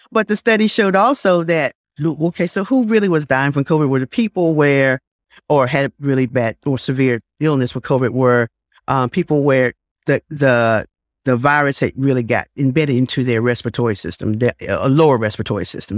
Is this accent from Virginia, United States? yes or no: yes; Blue Ridge Mountains, Virginia, United States; moved away as an adult; also born or lived in Nelson County, Virginia / Chapel Hill, North Carolina; now in Greensboro, United States; I hail from the Blue Ridge Mountains of Winjana, Virginia